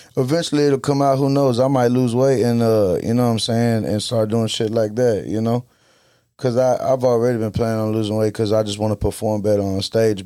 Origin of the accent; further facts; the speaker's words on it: South Side, Texas, United States; I'm from the South Side